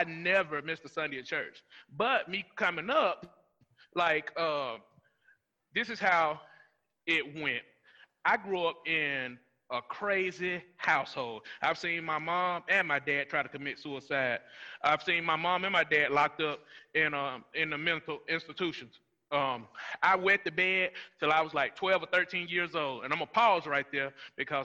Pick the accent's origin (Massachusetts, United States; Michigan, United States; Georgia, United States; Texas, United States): Georgia, United States; Rome; I grew up in Rome, Georgia. I grew up in East Rome, and then we transitioned to North Rome